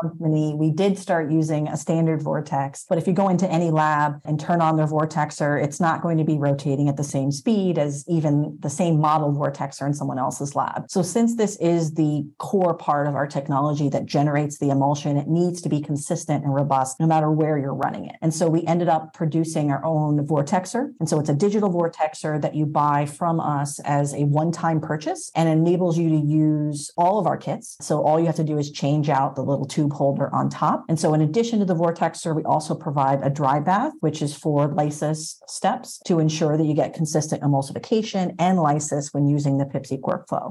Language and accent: English; upstate New York, United States; moved away as an adult; also born or lived in New Jersey / Boston area, Massachusetts; now in Boston, United States; I grew up in upstate New York and then went to college in New Jersey at Princeton University for molecular biology